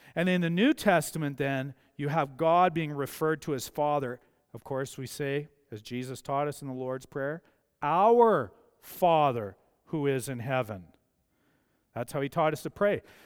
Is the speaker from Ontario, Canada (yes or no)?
no; Mazeppa, Alberta, Canada; I grew up in Mazeppa.